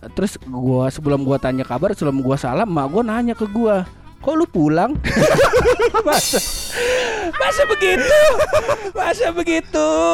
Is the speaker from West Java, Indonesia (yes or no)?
yes; Depok, West Java, Indonesia; moved away; sebagai orang Depok, orang Depok yang sekolah